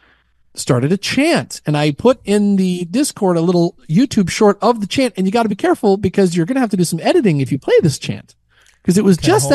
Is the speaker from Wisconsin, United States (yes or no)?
no; Portland, Oregon, United States; I'm from Portland, Oregon